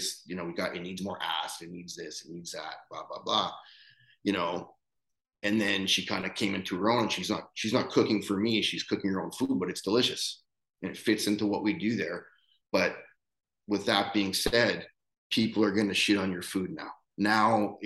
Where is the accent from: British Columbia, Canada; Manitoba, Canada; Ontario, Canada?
Manitoba, Canada; Winnipeg; moved away; I'm from fucking Winnipeg, right? Like, I'm from the Canadian prairies.